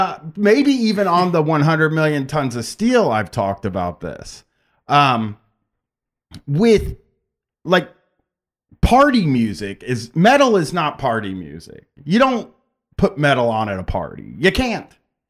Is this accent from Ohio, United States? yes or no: yes; Groveport, Ohio, United States; I remember growing up in Groveport